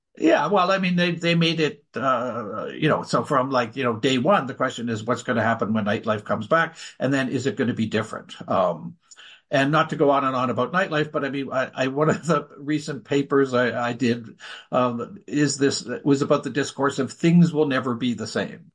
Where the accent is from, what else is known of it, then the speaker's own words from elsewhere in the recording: Canada; as a Canadian